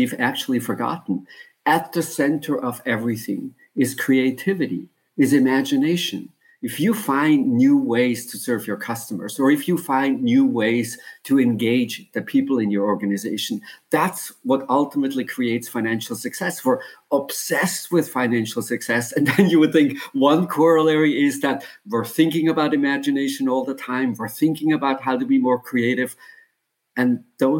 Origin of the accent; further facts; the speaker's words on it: German-speaking Switzerland, Switzerland; now in United States; I grew up, maybe you can tell by my accent, I grew up in Switzerland, in the German-speaking part of Switzerland. But I've lived in the United States